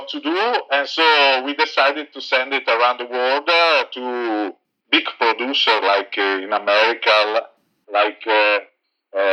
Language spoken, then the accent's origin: English; Italy; moved away; we are originally from Italy